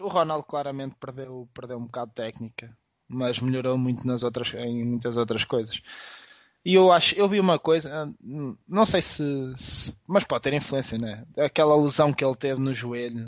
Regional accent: Viseu, Portugal; Mas também nós éramos de, somos do Distrito Viseu

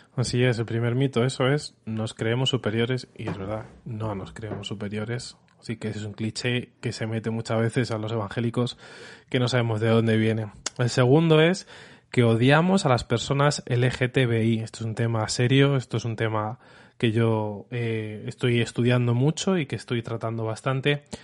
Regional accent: Madrid, Community of Madrid, Spain; accent: Spanish; si escuchas mi acento, soy español

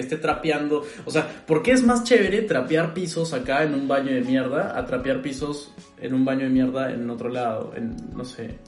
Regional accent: Peru; now in Berlin, Germany; yo soy peruano

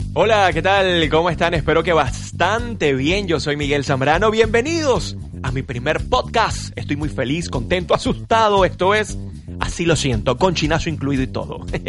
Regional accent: Venezuela; nosotros como venezolanos

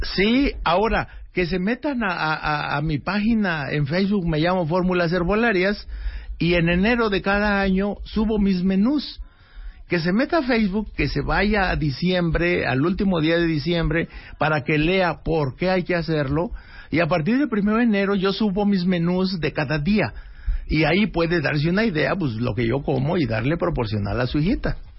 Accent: Mexico; somos salados los mexicanos

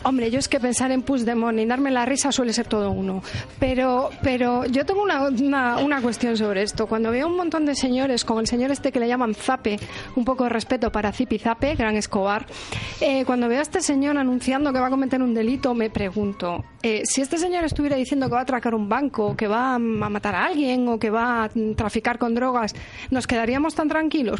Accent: Galicia, Spain; now in Las Rozas, Spain; yo como gallega

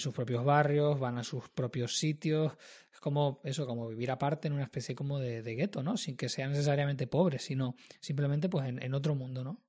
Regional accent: Madrid, Community of Madrid, Spain; moved away; yo que vengo de Madrid

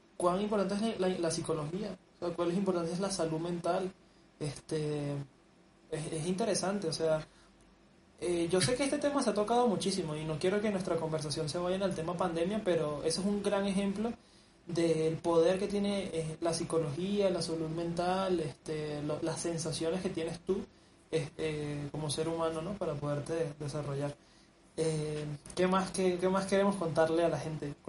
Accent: Venezuela; now in Mexico; nosotros somos chamos venezolanos

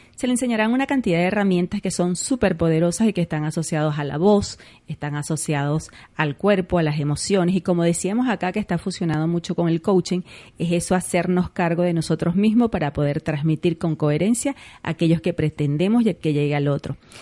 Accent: Venezuela; nos acostumbramos, por ejemplo, los venezolanos, entre esos me incluyo como buena venezolana, que nos comemos las S

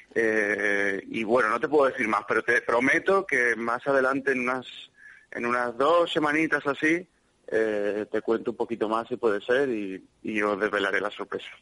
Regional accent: Málaga, Andalusia, Spain; es mi tierra, es mi gente, es la gente que me ha visto crecer

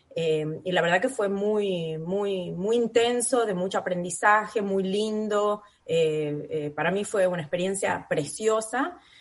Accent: San Miguel de Tucumán, Tucumán, Argentina; moved away as an adult; also born or lived in Buenos Aires; now in Australia; soy tucumana, eh, nacida y criada en Tucumán, en San Miguel, mi familia toda está allá.

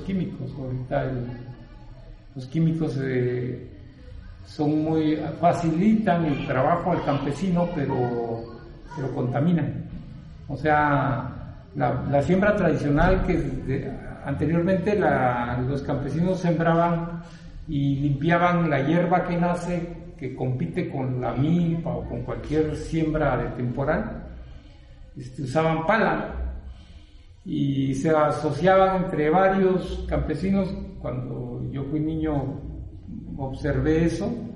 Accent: San Pedro Pochutla, Oaxaca, Mexico; soy originario de San Pedro Cochutla, en la costa de Oaxaca

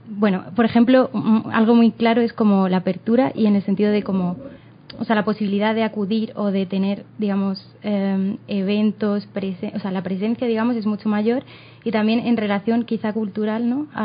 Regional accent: Madrid, Community of Madrid, Spain; nosotros venimos de Madrid, que también es como un contexto específico, que es la capital, y que nosotros estamos en la ciudad

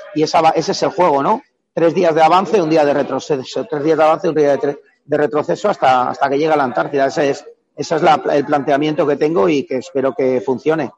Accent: Valladolid, Castile and León, Spain; now in Madrid, Spain; Realmente soy nacido en Valladolid, pero bueno, me, he cultivado como amante del agua en el río Pisuerga, ¿no? Eh, que desde los 12 años hacía piragüismo

